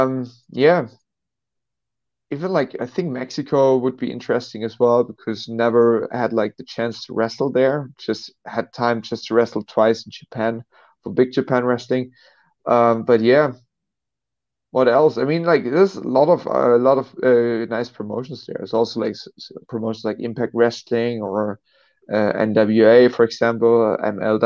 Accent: Dresden, Saxony, Germany; I'm from Dresden, Germany

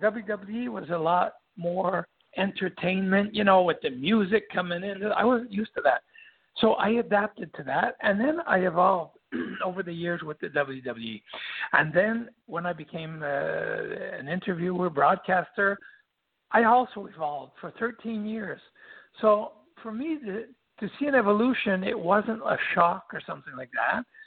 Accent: Quebec, Canada; English is a second language; everybody knew that we came from Quebec. We spoke French and all

